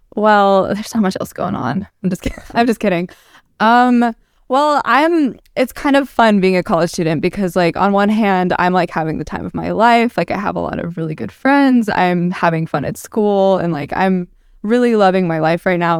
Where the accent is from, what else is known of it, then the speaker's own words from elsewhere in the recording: Ohio, United States; also born or lived in Dallas, Texas; I grew up in Ohio, though, so I'm from the north and the south